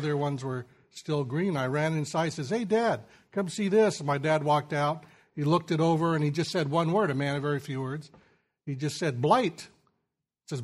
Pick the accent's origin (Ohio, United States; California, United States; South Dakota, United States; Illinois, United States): California, United States; Sacramento San Joaquin Valley; I grew up in the Sacramento San Joaquin Valley of California